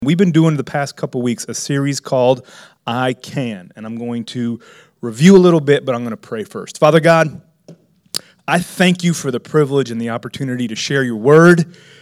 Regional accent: Miami, Florida, United States; I was raised in Miami

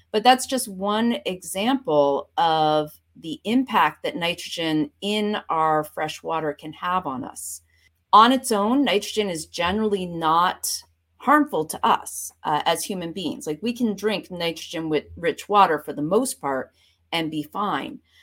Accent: Vermont, United States; moved away as an adult; also born or lived in Boston / Florida Keys / Oregon; now in Connecticut, United States; I grew up, uh, in Vermont, right on the Canadian border.

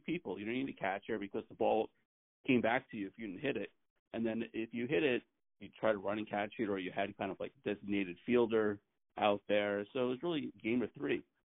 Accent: New York City, New York, United States; I grew up in New York City in, in Queens, so we pl- would play stickball a lot

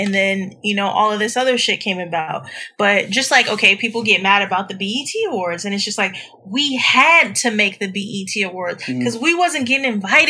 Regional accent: California, United States; my family's from the South. So my grandmother always wanted me to go to Tuskegee. Mm-hmm. But, you know, you're growing up in California. You got a California state of mind. You're a California girl.

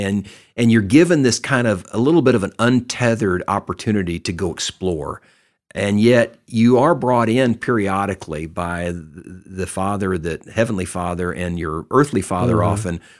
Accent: Texas, United States; I grew up in Texas

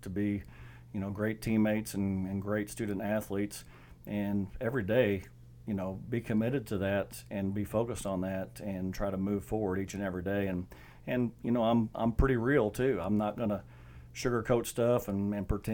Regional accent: South Iron, Missouri, United States; I was from South Iron, graduated in 94

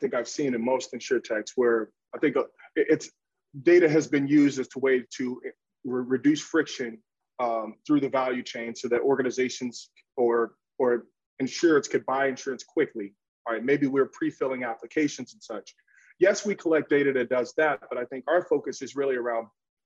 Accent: Chicago, Illinois, United States; I'm originally from the South Side of Chicago

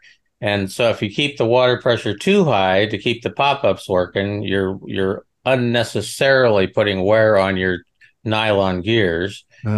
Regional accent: Nebraska, United States; Well, okay. I came from Nebraska. What is winter grass?

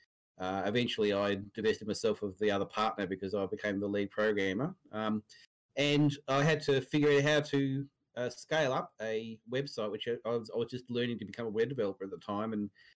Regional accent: Victoria, Australia; also born or lived in Sydney; I'm from Victoria originally, and came back down after the dot-com bust

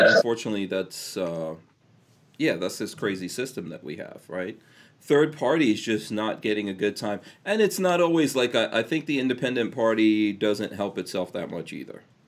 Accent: New York City, New York, United States; moved away; also born or lived in Guyana / England / Nigeria / New Jersey; I grew up in Far Rockaway

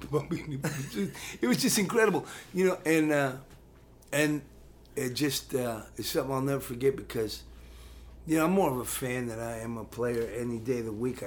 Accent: California, United States; I'm from California

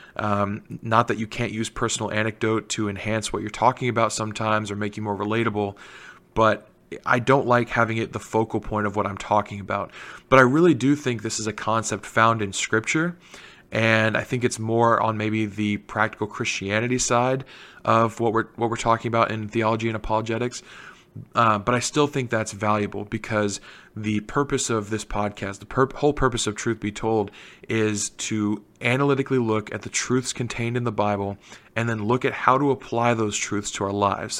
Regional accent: Canal Winchester, Ohio, United States; the mayor of Canal Winchester, which is my hometown

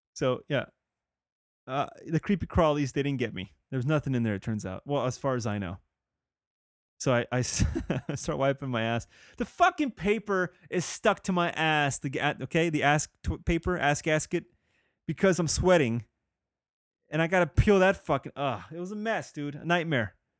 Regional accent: California, United States; I'm a Californian

